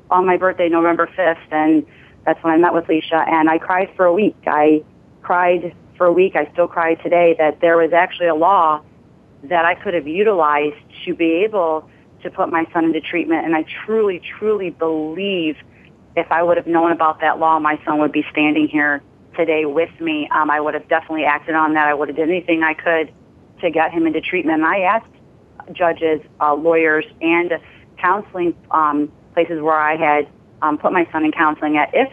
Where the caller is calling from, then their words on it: Port Clinton, Ohio, United States; I'm calling in from Port Clinton, Ohio